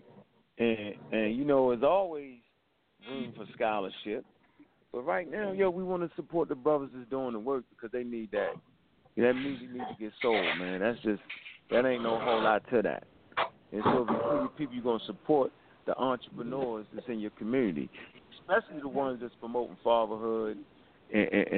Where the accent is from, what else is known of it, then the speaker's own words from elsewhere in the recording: Baltimore, Maryland, United States; I'm from Park Heights. Hilltop. Northwest Baltimore